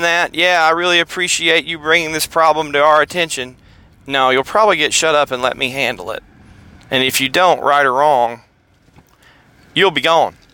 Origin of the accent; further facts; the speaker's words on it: Harrison, Tennessee, United States; moved away; I'm from Harrison, Tennessee